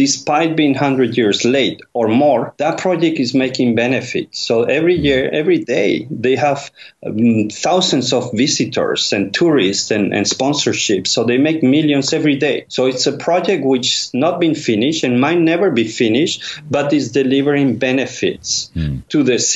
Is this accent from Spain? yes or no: yes; Madrid, Community of Madrid, Spain; close to my country of origin, Spain. I'm from Madrid